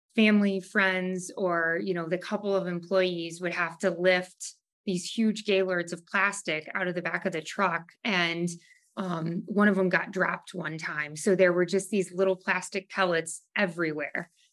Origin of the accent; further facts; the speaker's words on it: Savannah, Ohio, United States; also born or lived in Maumee, Ohio; I grew up in Savannah. Um, my parents moved to Maumee when I was a freshman in college, so I've lived in and around the area my entire life